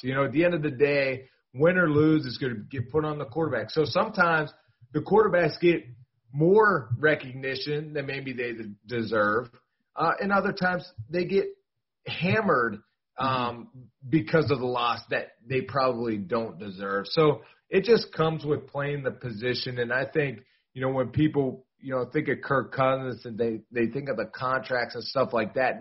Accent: Pittsburgh, Pennsylvania, United States; I'm from Pittsburgh

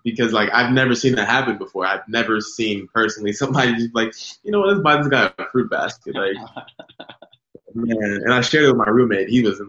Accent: California, United States; moved away as an adult; So I went from Cali, from like this, like no humidity. Mind you, doesn't affect me humidity because I'm island. I got it in my blood to be in the humid.

